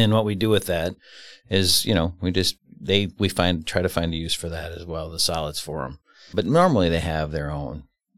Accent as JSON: {"language": "English", "town": "Fond du Lac", "region": "Wisconsin", "country": "United States", "said": "Fond du Lac."}